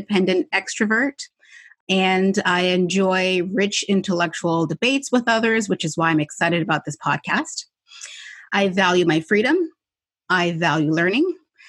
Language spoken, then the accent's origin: English; Canada; I'm Canadian.